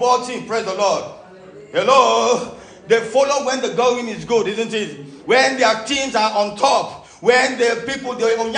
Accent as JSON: {"language": "English", "town": "Oron", "region": "Akwa Ibom", "country": "Nigeria", "tie": "born or raised there", "said": "my hometown, Oron, is a fishing port."}